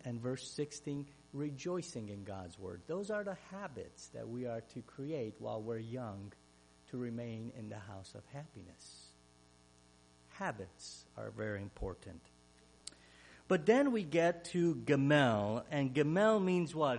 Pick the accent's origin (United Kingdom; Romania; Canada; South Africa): Romania; English is a second language; now in Ohio, United States; Growing up in Romania, as a Hungarian